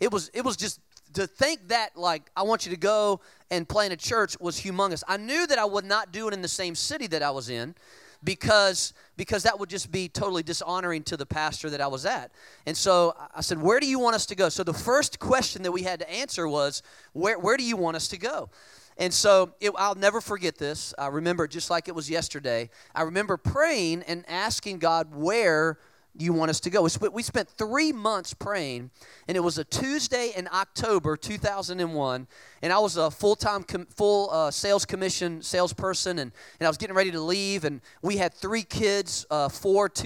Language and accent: English; Richmond, Virginia, United States; moved away; Richmond, Virginia, which is where I'm from. I'm originally from Richmond